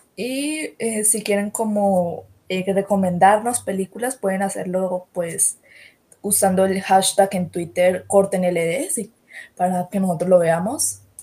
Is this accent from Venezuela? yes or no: no; Cali, Valle del Cauca, Colombia; accent: half Buenaventura with Cali, with the rest of the Valle; Yo especialmente como colombiano